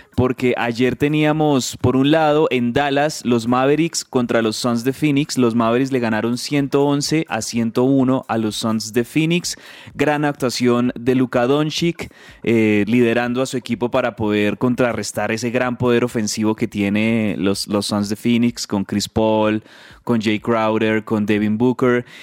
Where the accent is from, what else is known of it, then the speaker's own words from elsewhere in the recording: Colombia; also born or lived in Bogotá; como colombianos